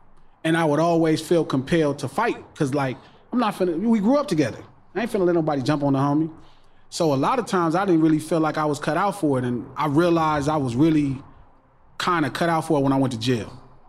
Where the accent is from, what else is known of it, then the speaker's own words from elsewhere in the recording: Compton, California, United States; so I grew up in Compton and watched my whole life. My mom lived in the farms, my pops lived in the hood.